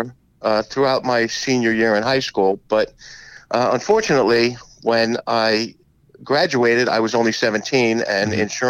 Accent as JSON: {"language": "English", "town": "Rahway", "region": "New Jersey", "country": "United States", "tie": "born or raised there", "said": "I grew up in Rahway."}